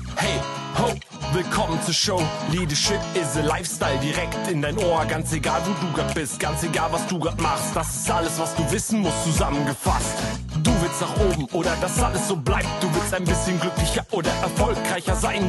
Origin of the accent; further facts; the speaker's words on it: Hildesheim, Lower Saxony, Germany; moved away as an adult; now in Switzerland; gebürtiger Deutscher. Eigentlich komme aus, aus äh, Hildesheim bei Hannover